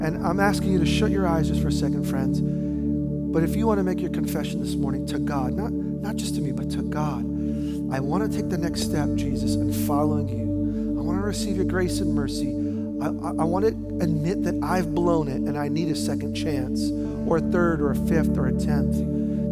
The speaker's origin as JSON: {"language": "English", "region": "New York", "country": "United States", "tie": "born or raised there", "said": "I grew up in New York"}